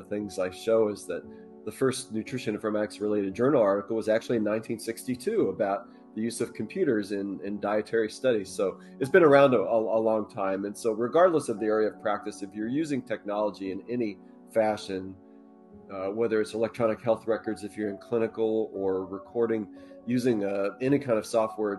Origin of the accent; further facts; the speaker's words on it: Colorado, United States; Yeah, I grew up in Colorado. Our dad was in the Air Force. That's how we ended up there.